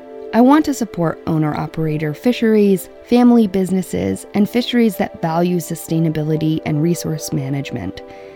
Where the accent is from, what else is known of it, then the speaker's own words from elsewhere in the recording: Stonington, Maine, United States; I grew up in Stonington, Maine